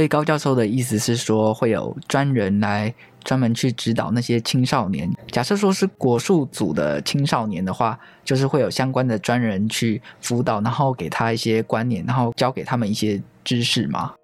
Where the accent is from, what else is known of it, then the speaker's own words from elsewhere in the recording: Taiwan; 台湾是一块宝岛，同时也是我们的家乡